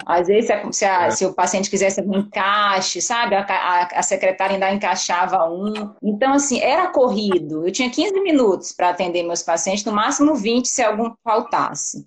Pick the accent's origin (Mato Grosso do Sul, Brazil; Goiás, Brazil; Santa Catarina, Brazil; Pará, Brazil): Pará, Brazil; Belém; moved away as an adult; also born or lived in Belo Horizonte / Rio de Janeiro; now in Vitória, Brazil; eu sou paraense, então já tem 13 anos que eu moro fora de Belém